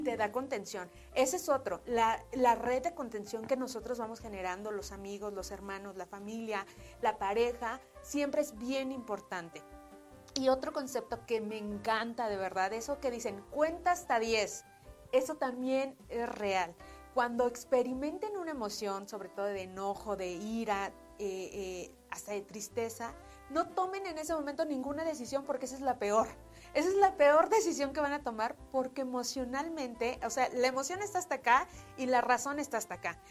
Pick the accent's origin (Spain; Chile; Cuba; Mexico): Mexico; como mexicanos